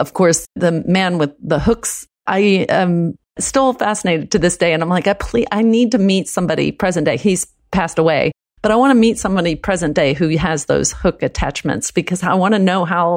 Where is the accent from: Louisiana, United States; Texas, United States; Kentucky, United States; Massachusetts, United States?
Texas, United States; first language American Sign Language; English is a second language; I grew up in Texas.